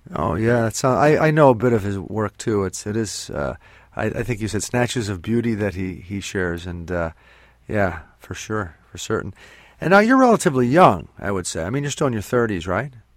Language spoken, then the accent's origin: English; northeastern Pennsylvania, United States; where I'm from here in northeastern Pennsylvania, I'm from the Northeast as well